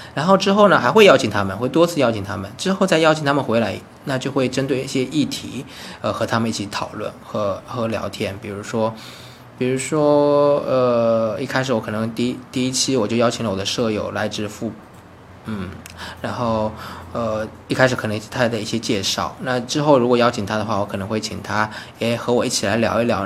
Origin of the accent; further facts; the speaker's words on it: China; moved away as an adult; also born or lived in Beijing; now in Taiwan; 我在台湾嘛，那 那，那我是大陆的人